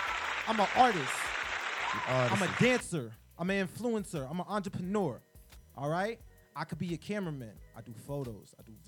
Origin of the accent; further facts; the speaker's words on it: Queens, New York, United States; So, you know, …, …, and plus I'm from Queens. So the Q in my name means a lot to me.